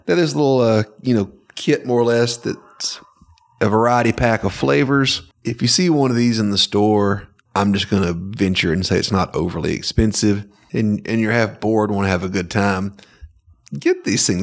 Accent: Northwest Georgia, United States; growing up in Northwest Georgia

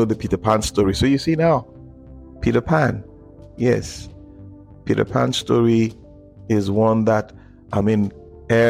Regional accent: Nigeria; in Africa, in Nigeria, because I'm a Nigerian, we have a huge heritage

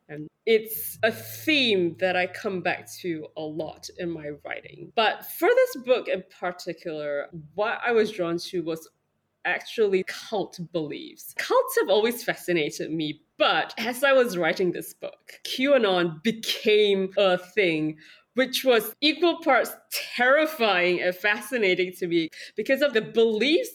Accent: Singapore; I come from Singapore

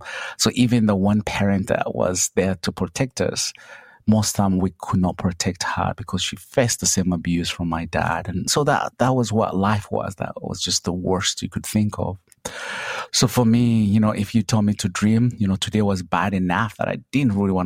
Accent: Kabale, Western Region, Uganda; now in Charlotte, United States; I come from Uganda in a small little village called Kabale, you know, at the border of Uganda, Rwanda, and Congo. I grew up poor

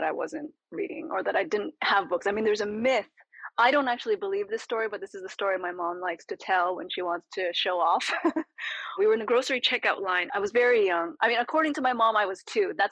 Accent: California, United States; born there; So he'd lived several other lives by the time I was born in California.

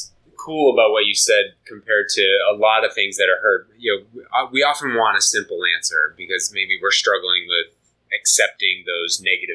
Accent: Northeast, United States; I grew up in the Northeast and whole different experience, which is not an overly emotional place, but you know, I don't know.

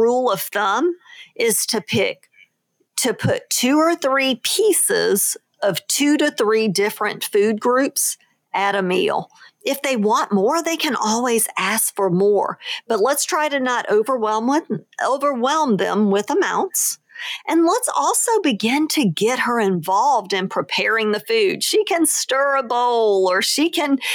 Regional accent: New Orleans, Louisiana, United States; moved away; my hometown of New Orleans

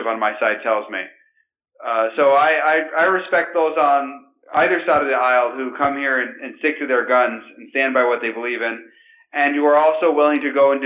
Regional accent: Grand Rapids, Michigan, United States; I'm from Grand Rapids, Michigan.

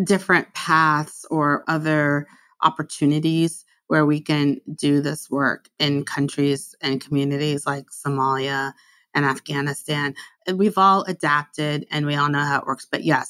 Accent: United States; I'm American

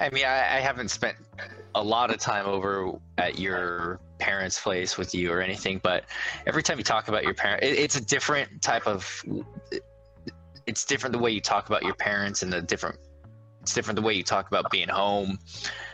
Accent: San Diego, California, United States; also born or lived in Palm Springs; growing up in San Diego and Palm Springs

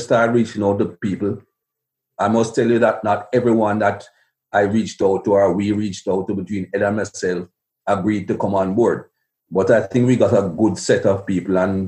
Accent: Jamaica; When I was a young man growing up in Jamaica

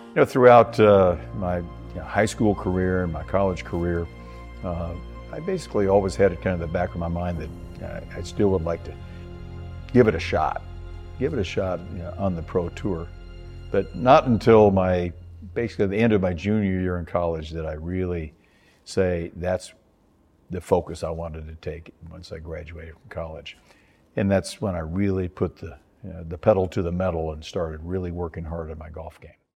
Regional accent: Kansas City, Missouri, United States; I grew up in Kansas City in, in, the middle of the Midwest where the winters are very cold

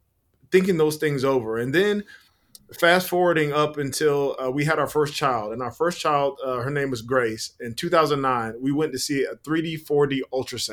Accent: South Carolina, United States; also born or lived in Virginia; my hometown of South Carolina

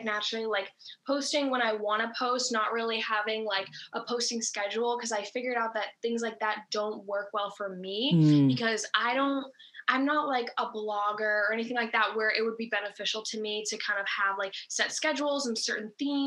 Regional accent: Massachusetts, United States; where I grew up is in Massachusetts. So that's like always been my home base

